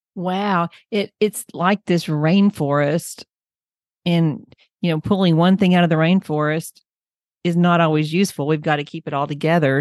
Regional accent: Oklahoma, United States; I'm from Oklahoma and we have lots of farmland here

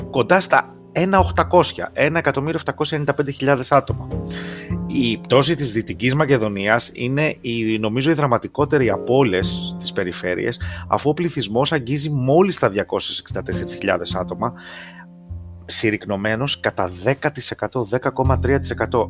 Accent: Greece; moved away as an adult; now in United States; σα μιλώ από τι Ηνωμένε Πολιτείε. Έφυγα από την Ελλάδα τα προηγούμενα χρόνια, εγώ και η γυναίκα μου.

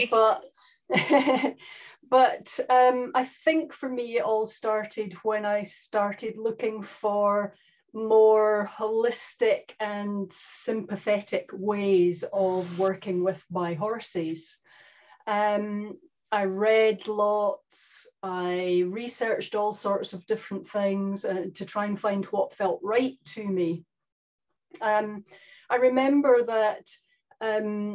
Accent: Scotland, United Kingdom; now in New Zealand; in case anyone's confused by the accent, I am Scottish

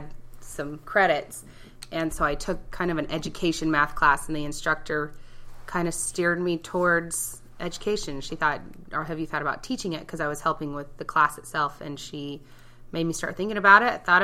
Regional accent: Port Angeles, Washington, United States; also born or lived in Utah; my teen years were all spent on the peninsula up in Port Angeles area

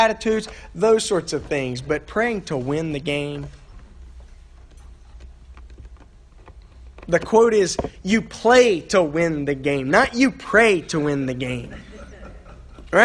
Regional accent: Mississippi, United States; I grew up in Mississippi

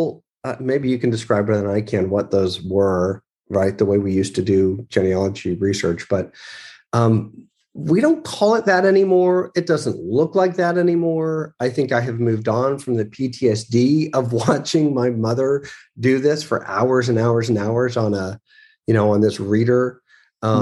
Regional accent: Charlottesville, Virginia, United States; when I was young and I grew up in Charlottesville, Virginia

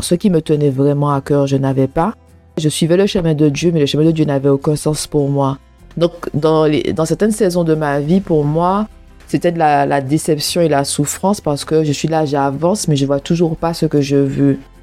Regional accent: Martinique; moved away as an adult; also born or lived in England; now in United Kingdom; je viens de la Martinique, un pays ensoleillé un pays qui, ressemble à un paradis. La Martinique, c'est vraiment un paradis, c'est beau. Les, je dis pas que c'est parfait, hein. il n'y a, y a aucun endroit, il y a aucun pays qui est parfait, d'accord, mais c'est vraiment mon pays de naissance, mon pays natal

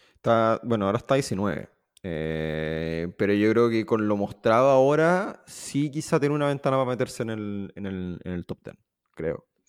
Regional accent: Chile; siendo chileno

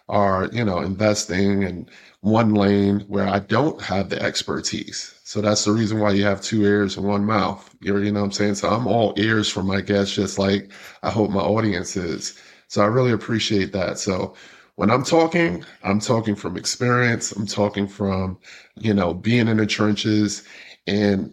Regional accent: New York City, New York, United States; now in Atlanta, United States; I'm originally from Brooklyn, New York, but this is my home. I live in the South

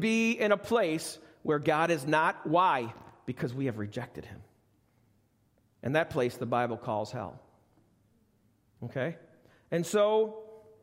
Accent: United States; I'm an American

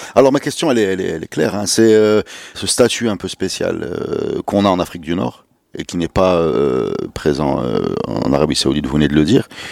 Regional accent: Morocco; quand on dit qu'on est marocain

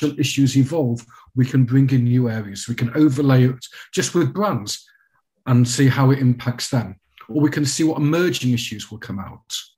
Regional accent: United Kingdom; as a Brit

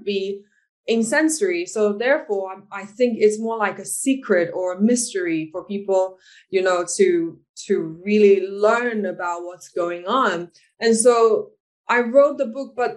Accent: Taiwan; I'm from Taiwan.

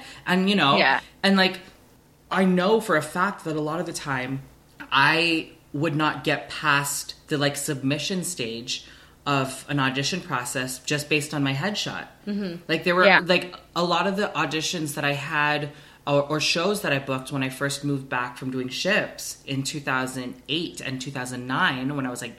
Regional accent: Philippines; I'm Filipino and I don't speak Mandarin

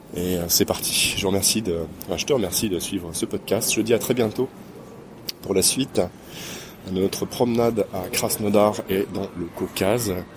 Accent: Quimper, Brittany, France; Quimper, une petite ville, euh, complètement à l'ouest de France, dans une région qui s'appelle la Bretagne.

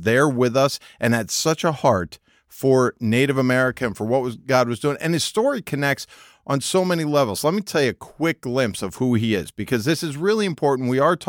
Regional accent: Northeast, United States; I will say, growing up in the Northeast, you know, they do actually grow cranberries up there.

